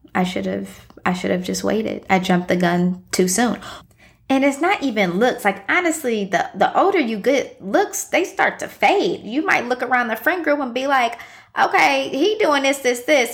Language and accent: English; Columbus, Ohio, United States; also born or lived in Midwest; now in Chicago, United States; I am from Columbus, Ohio, but I've pretty much lived all over the Midwest. I've been in Chicago for about six years at this point